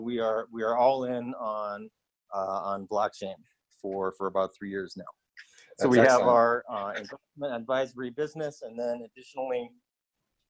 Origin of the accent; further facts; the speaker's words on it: Ridgefield, Connecticut, United States; moved away as an adult; also born or lived in New York; now in China; I'm from Ridgefield, Connecticut, although I spent most of my 20s in New York